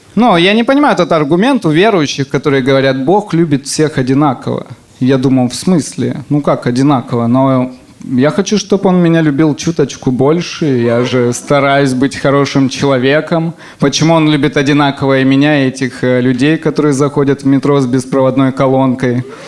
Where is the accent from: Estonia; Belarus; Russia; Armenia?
Russia; Semikarakorsk, Rostov Oblast; Я из Семикаракорска, это маленький город. И, и когда я был маленьким, рядом с нашим домом жили цыгане